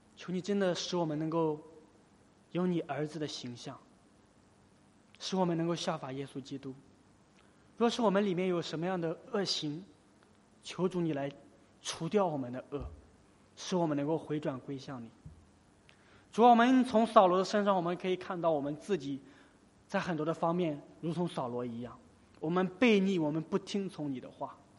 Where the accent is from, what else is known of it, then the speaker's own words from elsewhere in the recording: China; 在我们中国